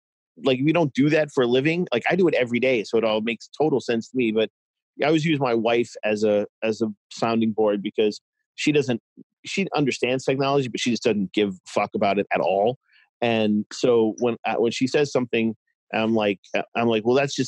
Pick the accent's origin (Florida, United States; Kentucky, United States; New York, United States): New York, United States; moved away as an adult; also born or lived in Boston; now in Cincinnati, United States; I'm originally from New York. I moved to Boston.